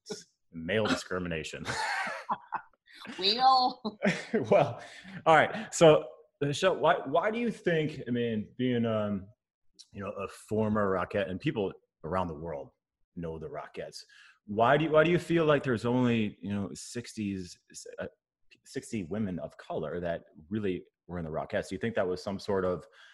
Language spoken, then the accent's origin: English; Wisconsin, United States; a white boy growing up in Wisconsin